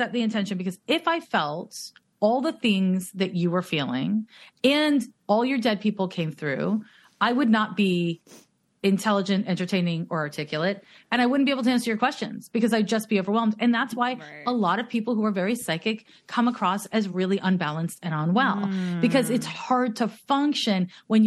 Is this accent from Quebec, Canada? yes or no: yes; Montreal, Quebec, Canada; now in Oakland, United States; I'm from Montreal